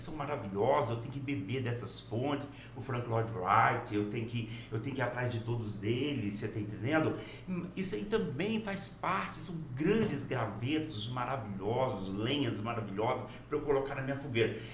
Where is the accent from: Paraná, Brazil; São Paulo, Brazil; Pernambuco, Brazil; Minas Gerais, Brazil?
Minas Gerais, Brazil; now in Porto Velho, Brazil; Eu nasci em Minas e passei a maior parte da minha vida hoje em Rondônia